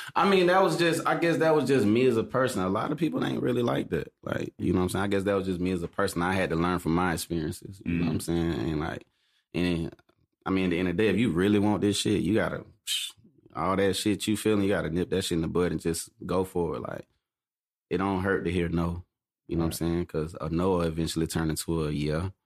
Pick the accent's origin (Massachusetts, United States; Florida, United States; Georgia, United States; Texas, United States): Georgia, United States; Atlanta; I'm from Atlanta. Mm. Uh, born and raised